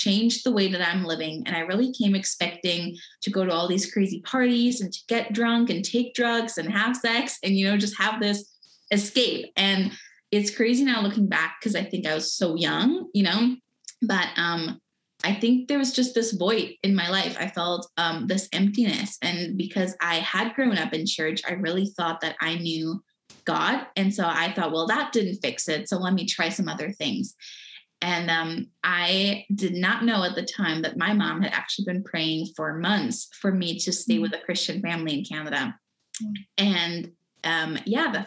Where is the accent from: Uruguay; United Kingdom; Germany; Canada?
Germany; I was born and raised in Germany